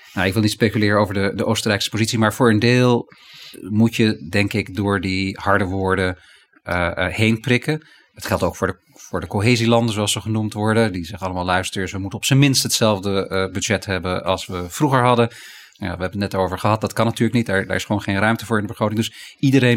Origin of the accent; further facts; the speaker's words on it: Netherlands; wij Nederlanders